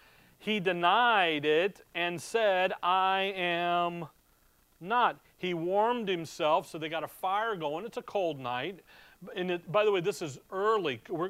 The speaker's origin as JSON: {"language": "English", "town": "Chicago", "region": "Illinois", "country": "United States", "tie": "born or raised there", "said": "Growing up in Chicago"}